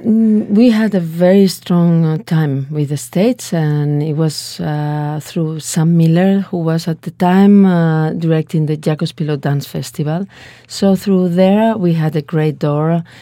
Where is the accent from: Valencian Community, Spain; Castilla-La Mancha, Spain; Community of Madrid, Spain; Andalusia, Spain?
Valencian Community, Spain; Valencia; English is a second language; I was born in Valencia. It's a little bit uh, middle south in Spain on the coast